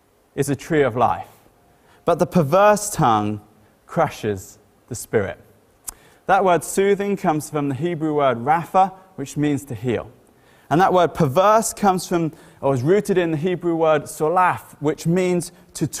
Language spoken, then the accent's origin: English; Ireland; first language English; also born or lived in Great Wilbraham, Cambridgeshire, England; now in Bury St Edmunds, United Kingdom; I grew up in Ireland, so I'd picked up some Irishisms as I was growing up.